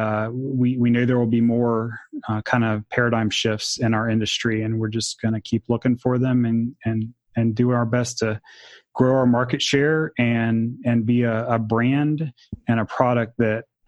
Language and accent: English; Jacksonville, Florida, United States; I grew up in Jacksonville, Florida